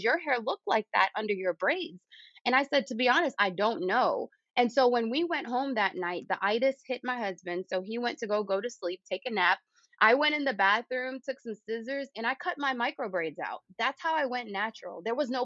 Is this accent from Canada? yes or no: no; Jamaica; moved away; when I was growing up in Jamaica with my grandmother, Yaya